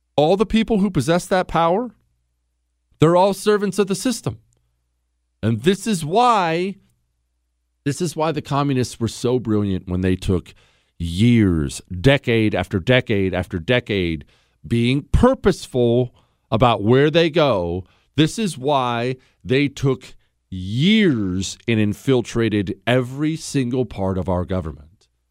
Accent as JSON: {"language": "English", "town": "Steubenville", "region": "Ohio", "country": "United States", "tie": "born or raised there", "said": "I was born in Steubenville."}